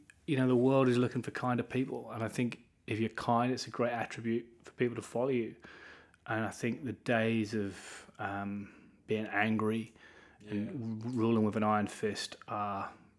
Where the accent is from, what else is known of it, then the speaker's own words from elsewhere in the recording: Norwich, East of England, United Kingdom; also born or lived in Cape Town; now in Norwich, United Kingdom; we were with Pastors Phil and Lucinda Dooley in Cape Town for 6 years. And I grew up in Norwich, but we really felt God tugging on our hearts to build and lead a church. And so we headed back to Norwich, which is where I grew up